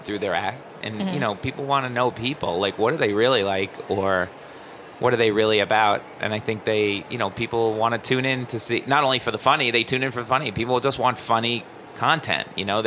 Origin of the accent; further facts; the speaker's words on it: New York City, New York, United States; I'm a comedian from New York City.